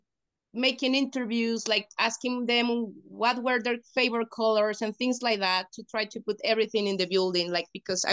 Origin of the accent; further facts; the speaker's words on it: Mexico; the students that we are from Mexico